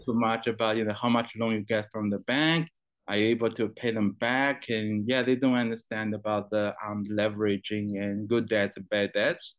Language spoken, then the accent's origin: English; China; also born or lived in New Zealand; now in Brisbane, Australia; I was born in China. Um, I went to New Zealand back in 2002